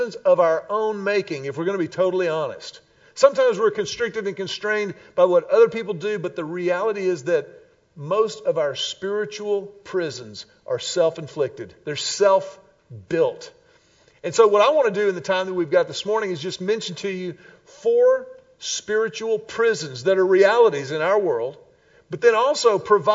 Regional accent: Houston, Texas, United States; born or raised there; also born or lived in Austin

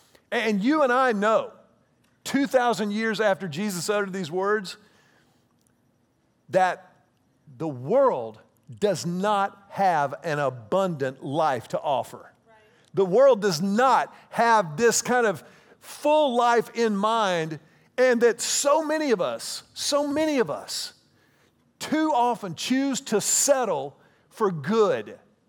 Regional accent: Houston, Texas, United States; also born or lived in Austin / Dallas; When I was at the University of Texas, I came to Austin from Houston. After the University of Texas, I lived in Dallas.

